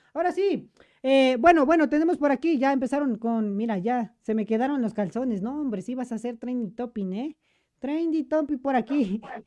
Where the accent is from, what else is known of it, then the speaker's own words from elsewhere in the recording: Mexico; soy mexicano.